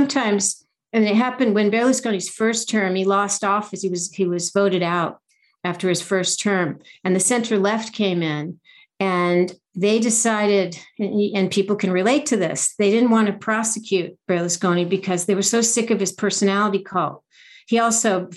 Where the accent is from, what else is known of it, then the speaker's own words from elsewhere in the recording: United States; I'm an American, you know, first generation American